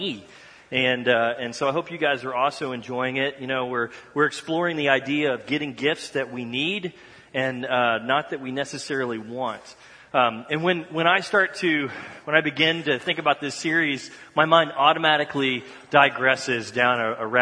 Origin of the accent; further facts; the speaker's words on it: Dallas, Texas, United States; moved away; I grew up in Dallas, Texas